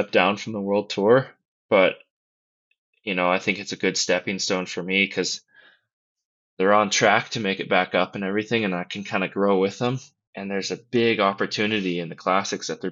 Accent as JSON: {"language": "English", "region": "Colorado", "country": "United States", "said": "I'm from Colorado too"}